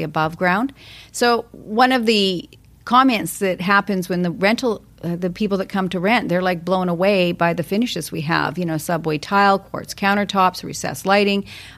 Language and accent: English; Calgary, Alberta, Canada; now in Vancouver, Canada; I came from Calgary. I came out here, and it happened to be sunny weather for 10 days.